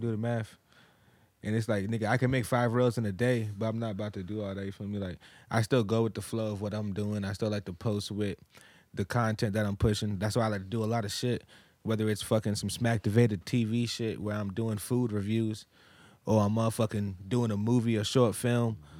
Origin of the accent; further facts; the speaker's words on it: Massachusetts, United States; moved away; also born or lived in Virginia; I'm from Massachusetts